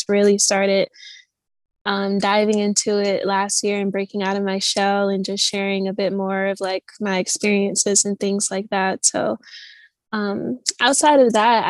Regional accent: Michigan, United States; moved away as an adult; also born or lived in New York City / London; where I'm from, Michigan

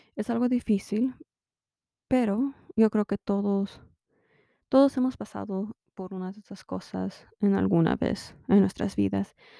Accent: United States; now in Utah, United States; sí soy mexicana americana, soy chicana

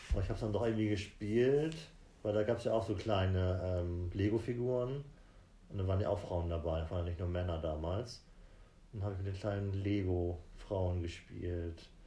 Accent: Germany; moved away; Ich komme aus Carlo.

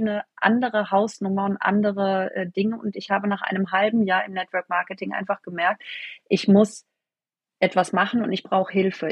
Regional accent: near Freiburg, Baden-Württemberg, Germany; Ich komme aus der Nähe von Freiburg

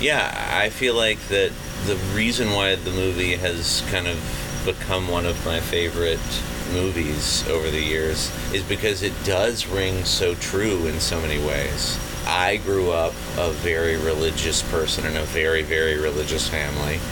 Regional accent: Pensacola, Florida, United States; I grew up in Pensacola, Florida

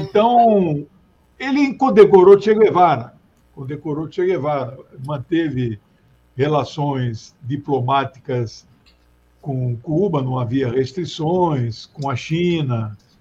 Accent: Brazil; eu também nasci em Mato Grosso, depois foi dividido

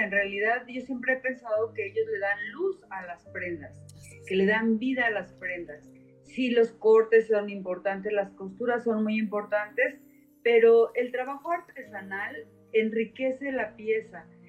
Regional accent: Mexico; vengo de México

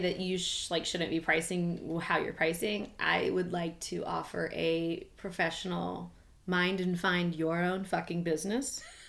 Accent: Missouri, United States; I'm from Missouri, honey. We didn't have pottery growing up.

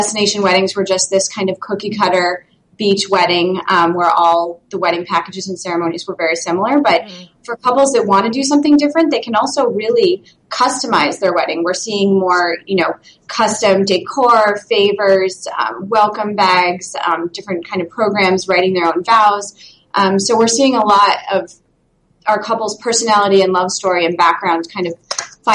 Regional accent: New York, United States; now in Boston, United States; I'm from New York

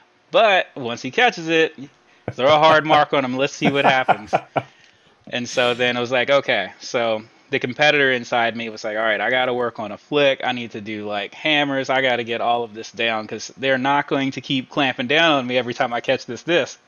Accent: Virginia, United States; moved away as an adult; I'm from Virginia, so that's where the NASCAR part comes in.

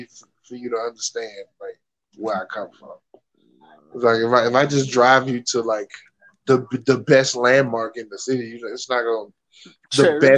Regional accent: Virginia, United States; Nah, I lied. I'm from Virginia.

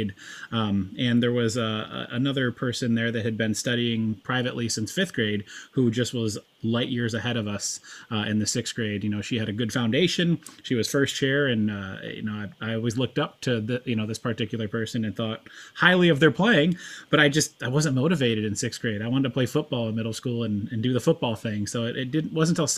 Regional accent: Fort Mill, South Carolina, United States; also born or lived in upstate New York; now in Tennessee, United States; when I was about second, third grade, my parents relocated down to the Charlotte area. We settled on the south side of the border in Fort Mill, South Carolina

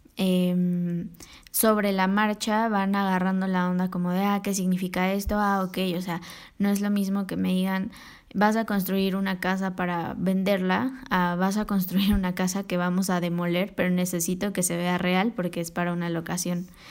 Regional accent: Mexico City, Mexico; yo soy aquí de la CDMX y aquí he vivido toda mi vida

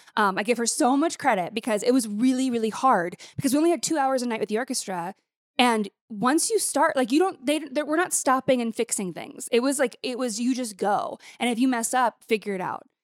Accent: Montana, United States; moved away; I grew up in Montana

